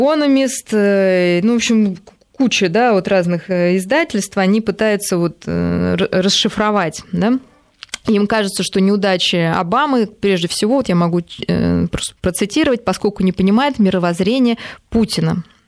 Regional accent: Russia

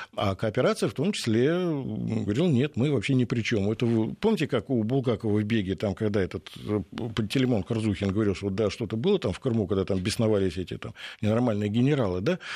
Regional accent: Moscow, Russia; Я вот как уроженец Пресни

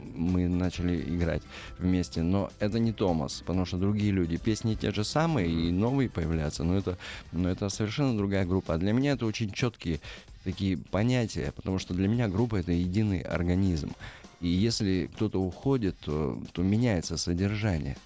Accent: Magnitogorsk, Chelyabinsk Oblast, Russia; moved away as an adult; now in Moscow, Russia; Я родился и вырос в Магнитогорске

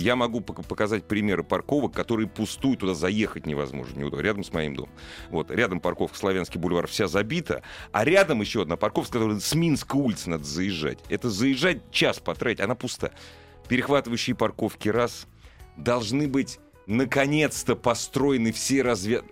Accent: Moscow, Russia; я родился в Москве

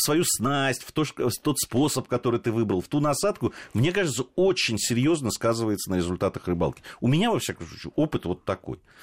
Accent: Moscow, Russia; Такие москвичи, как я и ты

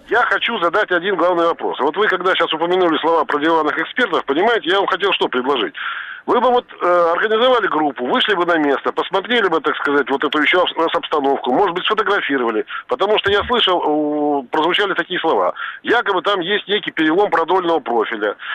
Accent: Moscow Oblast, Russia; Ну, я из Подмосковья.

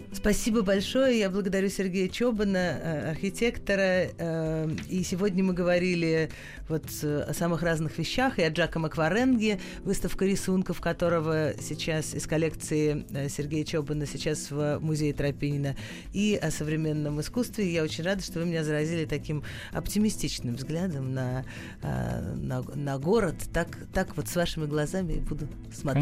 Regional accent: Moscow, Russia; я москвич, я живу в Москве

